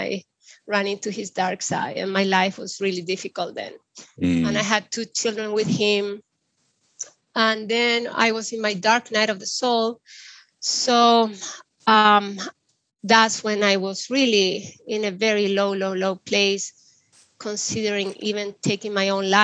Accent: Chile; I grew up in the Andes of Chile

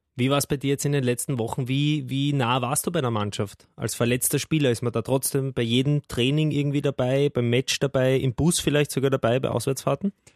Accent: Austria; als Österreicher

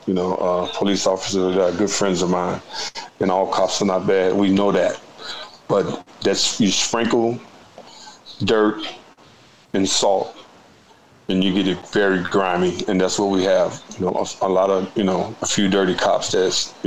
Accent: Chicago, Illinois, United States; I was born here in Chicago

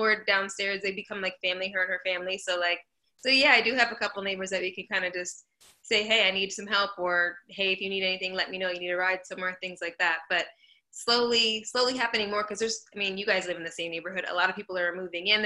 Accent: South Florida, United States; also born or lived in New York; now in Los Angeles, United States; I'm from South Florida. I moved to New York

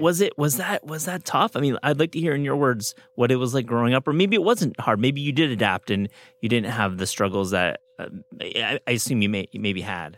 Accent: West Michigan, United States; I'm from Michigan.

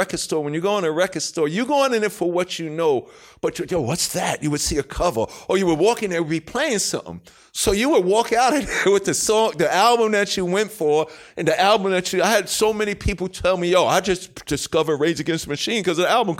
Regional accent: Queens, New York, United States; I'm the king from Queens, and I'm down with Nas.

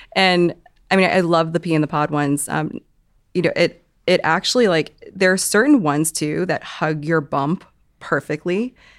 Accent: Hong Kong; moved away; I'm from Hong Kong

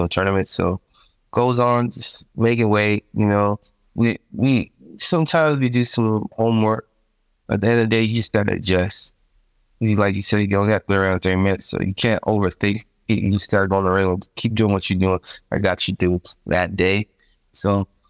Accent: United States; us Americans

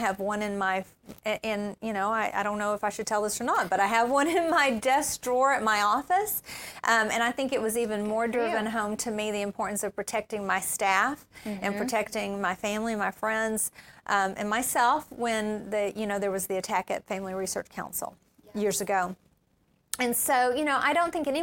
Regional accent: Appalachia, United States; moved away; I grew up in Appalachia

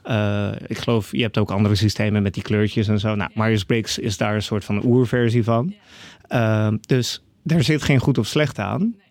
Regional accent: Netherlands; born or raised there; also born or lived in Canada / Iran

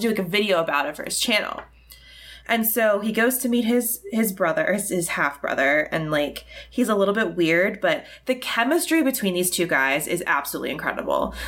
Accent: United States; I'm an American.

